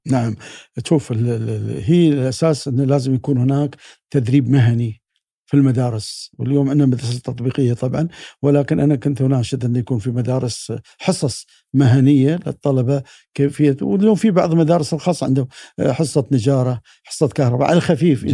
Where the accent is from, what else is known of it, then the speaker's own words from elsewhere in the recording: United Arab Emirates; ابن الامارات